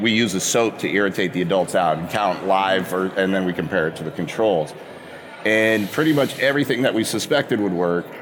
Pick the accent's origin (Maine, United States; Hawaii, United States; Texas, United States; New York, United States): Maine, United States; moved away as an adult; also born or lived in New Jersey / California / Indiana / Massachusetts; I grew up in Maine